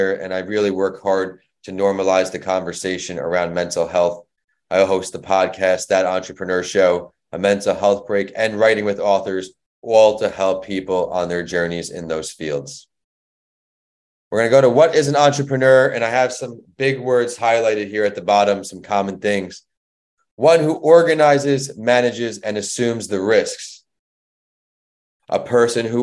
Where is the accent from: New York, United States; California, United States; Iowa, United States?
New York, United States; Northport; moved away as an adult; also born or lived in Florida; I am from New York. I went to a high school called Northport, New York, and played sports growing up